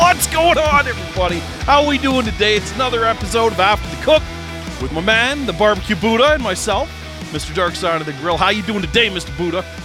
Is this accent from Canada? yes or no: yes; Canada